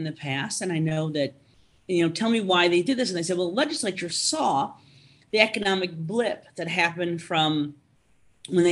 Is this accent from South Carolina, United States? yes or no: no; Omaha, Nebraska, United States; moved away; also born or lived in Minnesota; I'm from Omaha originally